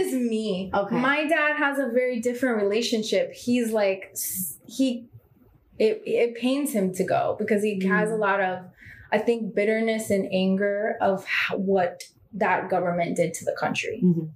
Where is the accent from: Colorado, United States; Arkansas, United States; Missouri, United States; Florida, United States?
Florida, United States; Miami; also born or lived in Bulgaria / New York; I grew up in Miami